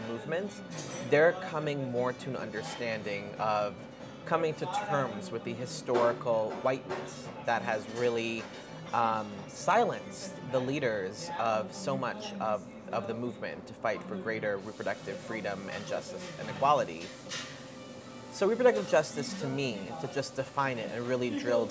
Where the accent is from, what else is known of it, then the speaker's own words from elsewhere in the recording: New York City, New York, United States; I was born with asthma because I grew up in Queens in New York City